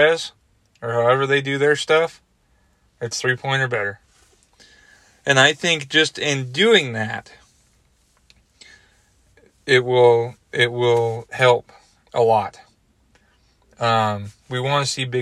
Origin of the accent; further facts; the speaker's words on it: Washington, United States; now in Arizona, United States; When I was growing up in Washington State